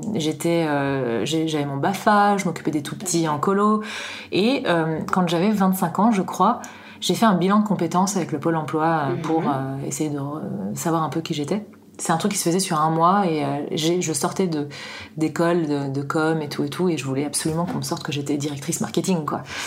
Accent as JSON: {"language": "French", "town": "Paris", "region": "Île-de-France", "country": "France", "moved": "as an adult", "lives_now": "Annecy, France", "said": "Je suis à Annecy depuis euh, une dizaine d'années maintenant et euh, je viens de Paris. Euh, j'y ai beaucoup vécu"}